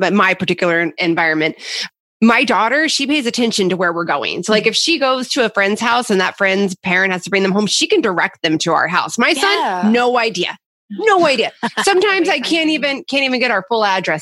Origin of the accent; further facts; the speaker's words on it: Missouri, United States; I grew up in Missouri